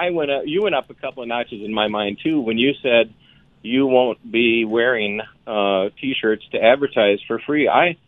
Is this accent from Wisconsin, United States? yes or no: yes; Wisconsin, United States; also born or lived in Waunakee, Wisconsin; I'm a Packer fan because I grew up there.